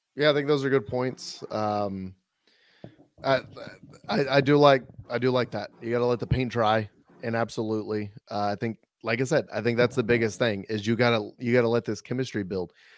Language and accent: English; Missouri, United States; now in San Antonio, United States; I grew up in Missouri listening to them